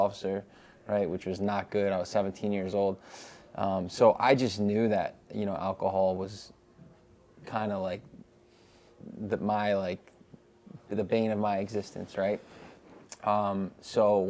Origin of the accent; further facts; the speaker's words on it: Fairfield, Connecticut, United States; I'm from Fairfield, Connecticut